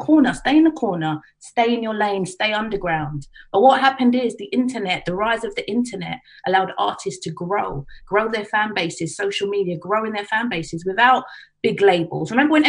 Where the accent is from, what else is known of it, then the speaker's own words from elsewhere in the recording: Harrow, London, United Kingdom; I grew up in Harrow. So I'm from a predominantly white area, Asian area.